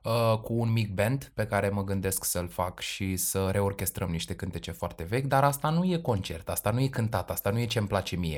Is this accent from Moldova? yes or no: no; Romania; noi cu toții ca români